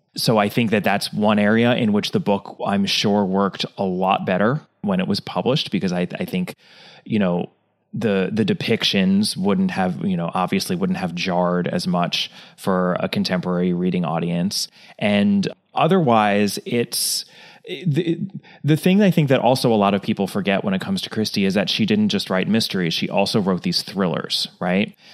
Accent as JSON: {"language": "English", "country": "United States", "said": "as an American"}